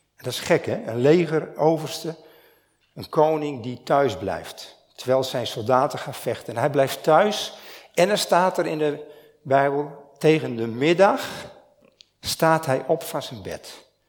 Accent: Stiens, Friesland, Netherlands; Ik kom uit Stiens

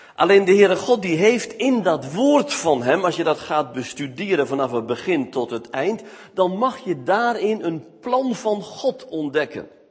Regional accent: Smilde, Drenthe, Netherlands; moved away; also born or lived in Veluwe; Ik kom namelijk uit Smilde. Dat ligt naast het plaatsje Vochtelo. Het Veen.

